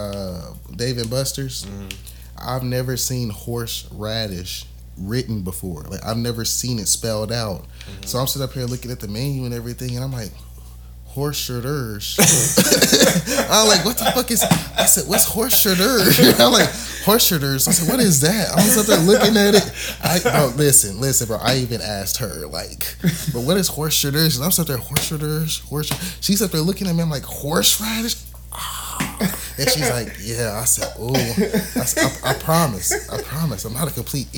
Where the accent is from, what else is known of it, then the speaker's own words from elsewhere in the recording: Texas, United States; I'm from Texas